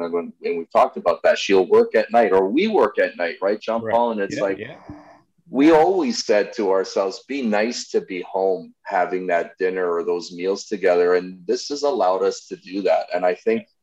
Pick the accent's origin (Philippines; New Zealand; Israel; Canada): Canada; Toronto, Ontario; I grew up in Jane and Wilson